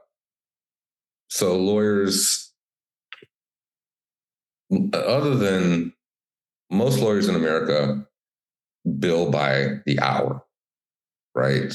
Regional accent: Detroit, Michigan, United States; I'm originally from Detroit

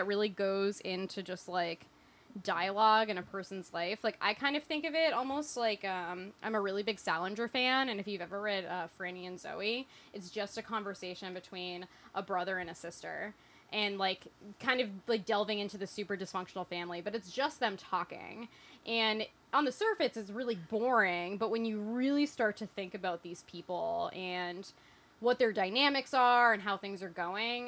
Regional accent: Boston, Massachusetts, United States; I'm from Boston

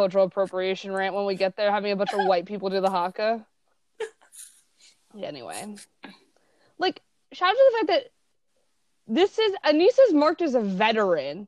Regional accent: Southern California, United States; moved away; also born or lived in East Coast; I grew up in Southern California in the early 2000s. So I spent a lot of time at PacSun and then moved to the East Coast.

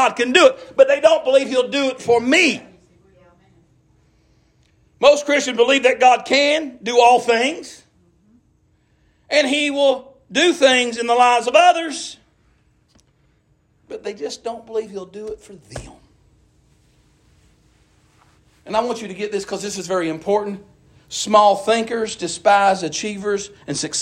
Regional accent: Appalachian Mountains, United States; I'm from the Appalachian Mountains. We're rednecks. I'm proud where I'm from

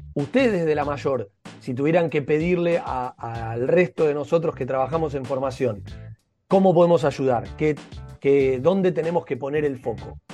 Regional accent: Argentina; como argentinos

